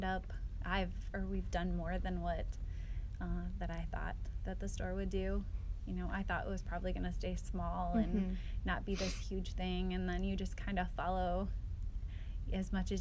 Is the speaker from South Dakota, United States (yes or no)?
yes; Alpena, South Dakota, United States; also born or lived in Wolsey, South Dakota; I'm actually originally from Alpena